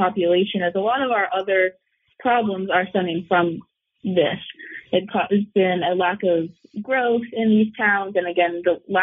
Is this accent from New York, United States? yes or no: no; Virginia, United States; moved away as an adult; now in Vermont, United States; I'm from Virginia, and I live right outside Washington, D.C.